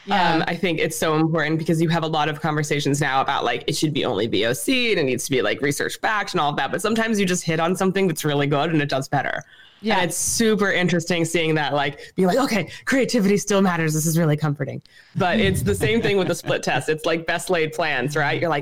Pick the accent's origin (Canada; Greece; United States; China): United States; New York City, New York; I'm from Brooklyn, New York